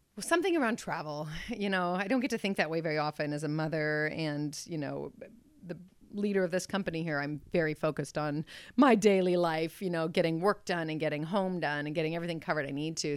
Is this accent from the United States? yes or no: yes; Mount Angel, Oregon, United States; also born or lived in Newberg, Oregon; I was born in the Willamette Valley. I've been here my whole life